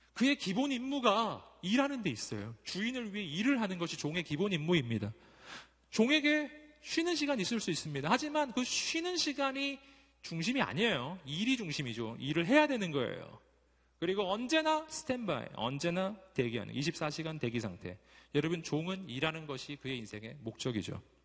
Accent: Daegu, South Korea; moved away as an adult; 전 대구가 고향이고 거기서 꽤 오래 살았었어요

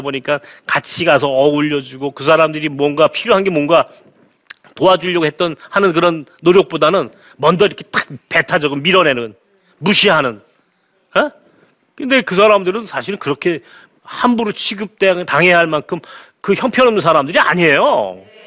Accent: South Korea

